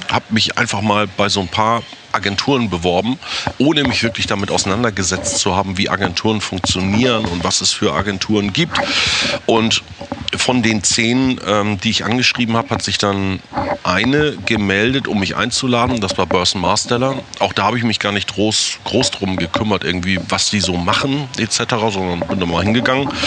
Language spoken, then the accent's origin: German; Fehmarn, Schleswig-Holstein, Germany; Ich bin auf Fehmarn geboren, also bin ein Inselkind, bin auf Fehmarn äh, an der Ostsee groß geworden